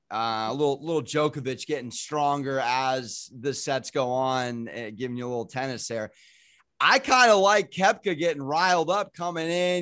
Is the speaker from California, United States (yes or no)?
yes; San Diego, California, United States; I'm from San Diego, born and raised